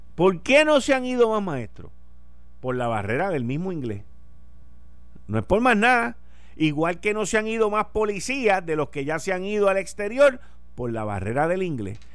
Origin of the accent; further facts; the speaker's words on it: Puerto Rico; nosotros siendo una colonia de los Estados Unidos